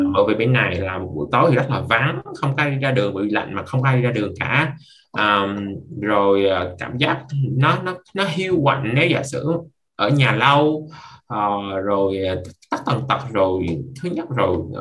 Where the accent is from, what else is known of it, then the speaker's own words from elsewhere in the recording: Vietnam; now in Canada; chỉ có một mình mình là người Việt